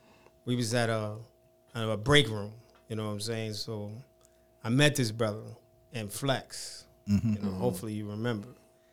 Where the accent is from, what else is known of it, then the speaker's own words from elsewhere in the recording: Jersey City, New Jersey, United States; I'm originally from Jersey City, New Jersey.